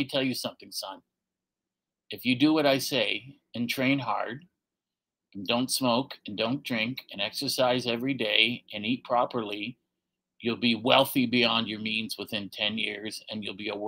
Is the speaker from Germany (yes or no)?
no; Canada; Farming's the backbone of our country and always has been